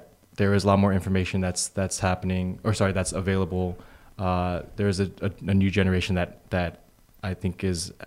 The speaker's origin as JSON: {"language": "English", "area": "Bay Area", "region": "Northern California", "country": "United States", "tie": "born or raised there", "also_born_or_lived": "San Diego", "said": "I grew up in the Bay Area, NorCal."}